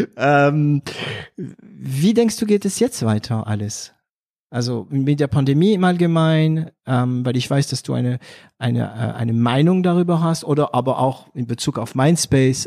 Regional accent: France; also born or lived in Germany; now in Swabia, Germany; ich bin Franzose, ja, Paris, Berlin, ich bin Deutscher auch

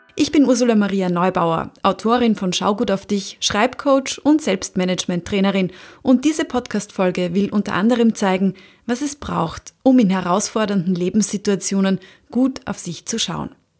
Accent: Austria; bei uns in Österreich

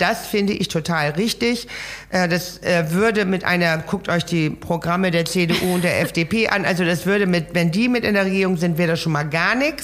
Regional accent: Laboe, Schleswig-Holstein, Germany; also born or lived in Kiel; ich bin ja an der Ostsee aufgewachsen in Lableu ja. und lebe in der Nähe der Ostsee bis heute

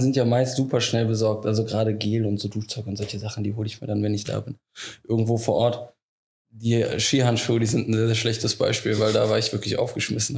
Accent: Leverkusen, North Rhine-Westphalia, Germany; moved away; also born or lived in Frankfurt; ich komme aus dem Leverkusener Raum, deswegen auch die Nähe familiär ähm, nach Wuppertal relativ, äh, relativ gut gegeben

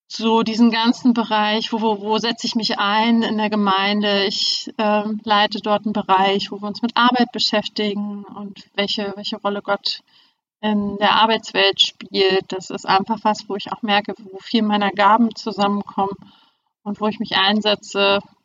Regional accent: Germany; moved away as an adult; now in Hamburg, Germany; Ich bin äh, in der DDR aufgewachsen

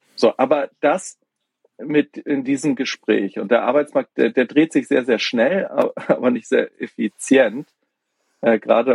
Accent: Hamburg, Germany; moved away as an adult; ich komme aus Hamburg, auch gebürtig, habe hab allerdings viele Jahre im Ausland gelebt, also bin zum Studium aus Hamburg raus

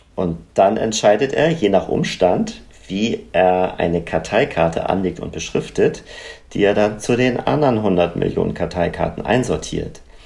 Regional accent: Northern Germany, Germany; bei uns im Norden

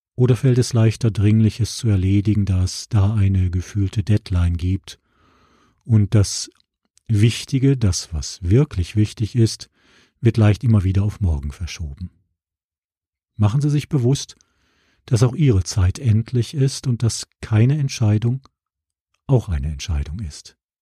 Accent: Essen, North Rhine-Westphalia, Germany; Essen, meine Heimatstadt im Ruhrgebiet

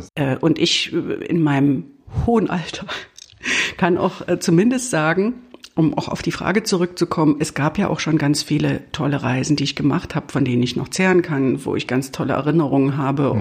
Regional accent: East Germany, Germany; wie man ja unschwer hört, äh, bin ich im Osten aufgewachsen und war gerade 20 geworden, als die Mauer fiel

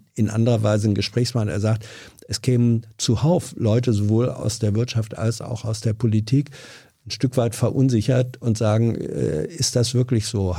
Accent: Lower Saxony, Germany; ich komme aus Niedersachsen

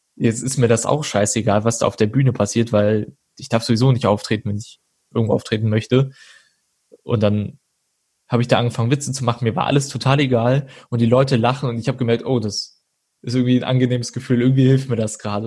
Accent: Troisdorf, North Rhine-Westphalia, Germany; now in Cologne, Germany; geboren und aufgewachsen bin ich in Troisdorf und ähm, dann bin ich äh, 2013 nach Köln gezogen

